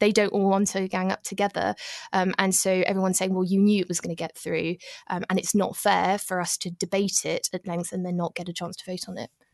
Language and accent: English; United Kingdom; now in Paris, France; It wasn't fun being British in Paris